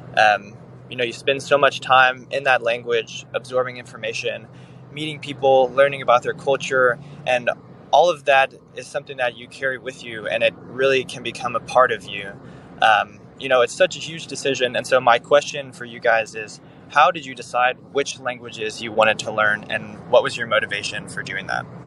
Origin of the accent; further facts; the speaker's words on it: United States; first language English; I'm from the United States, and my native language is English